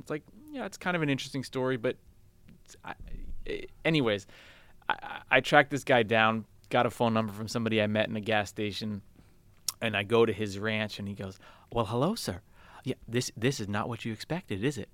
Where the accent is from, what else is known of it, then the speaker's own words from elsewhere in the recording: San Francisco, California, United States; also born or lived in Malta / Chicago / New York / Brooklyn; I grew up in San Francisco